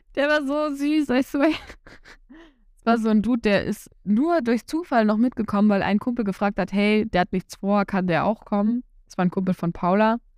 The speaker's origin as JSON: {"language": "German", "region": "Saxony-Anhalt", "country": "Germany", "said": "Bei uns in Sachsen-Anhalt"}